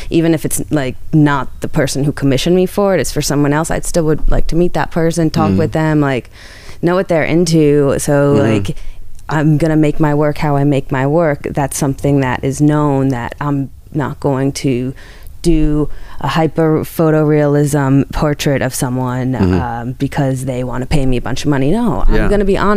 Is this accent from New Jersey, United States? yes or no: yes; New Jersey, United States; moved away; I'm from New Jersey.